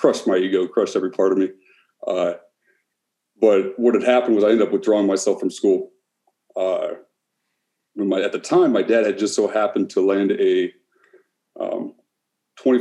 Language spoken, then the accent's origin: English; Canton, Ohio, United States; moved away as an adult; now in Cleveland, United States; I'm originally from Canton, Ohio. Just recently moved to Cleveland, Ohio